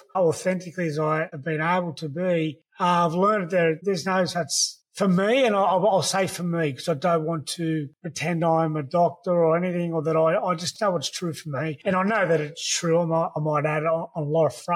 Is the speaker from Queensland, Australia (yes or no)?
no; the Shire, New South Wales, Australia; growing up in the Shire